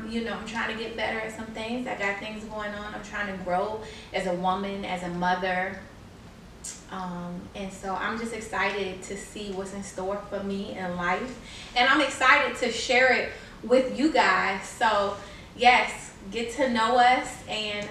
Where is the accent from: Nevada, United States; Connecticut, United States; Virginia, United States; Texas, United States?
Virginia, United States; Newport News; also born or lived in Detroit, Michigan; I live in Newport News. I work in Newport News. I graduated high school in Newport News. So I've been here for a little while